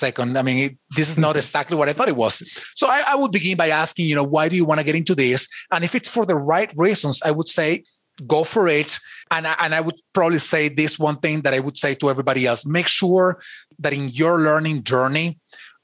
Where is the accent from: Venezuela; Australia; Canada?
Venezuela; English is a second language; now in United States; I have an accent. I wasn't born in the United States. I was born in Venezuela, so I have an accent.